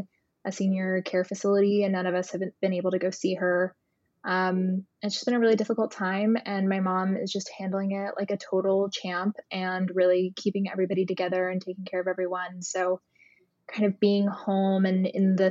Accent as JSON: {"language": "English", "town": "Hilton Head", "region": "South Carolina", "country": "United States", "tie": "born or raised there", "also_born_or_lived": "New York", "moved": "as an adult", "said": "I just came home to my hometown of Hilton Head, South Carolina"}